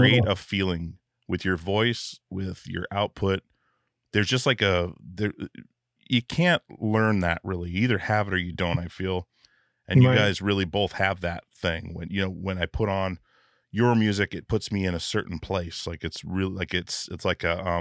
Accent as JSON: {"language": "English", "region": "Alaska", "country": "United States", "tie": "born or raised there", "said": "I grew up in Alaska"}